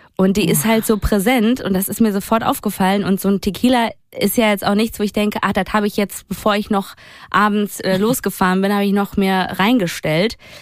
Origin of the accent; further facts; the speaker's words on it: Duisburg, North Rhine-Westphalia, Germany; Duisburg, da wo ich herkomme